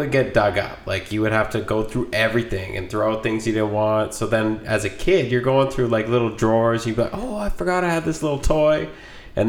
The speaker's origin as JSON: {"language": "English", "region": "Alberta", "country": "Canada", "also_born_or_lived": "British Columbia", "moved": "yes", "said": "I'm from Alberta originally."}